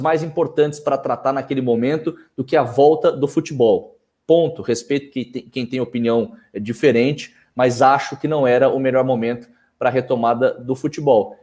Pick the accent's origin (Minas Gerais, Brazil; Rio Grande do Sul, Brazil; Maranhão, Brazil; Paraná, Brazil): Minas Gerais, Brazil; also born or lived in Campinas; now in São Paulo, Brazil; Eu sou nascido em Minas, me formei em Campinas